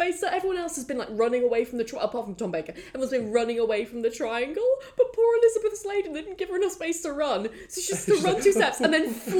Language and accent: English; Wales, United Kingdom; I am also Welsh.